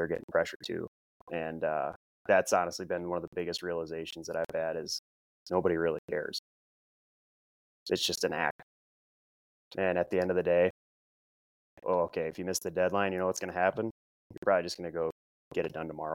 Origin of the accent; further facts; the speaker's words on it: Midwest, United States; also born or lived in Sioux Falls, South Dakota; I'm from the Midwest. You know, I got a Midwest work ethic.